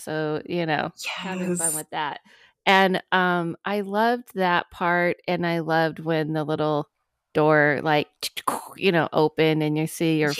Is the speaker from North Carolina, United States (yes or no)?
no; Ohio, United States; Okay, so I grew up in Ohio in the house of parents.